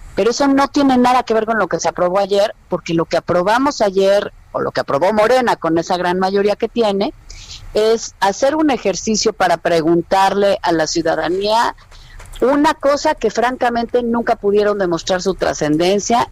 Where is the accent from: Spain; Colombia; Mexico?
Mexico; como mexicana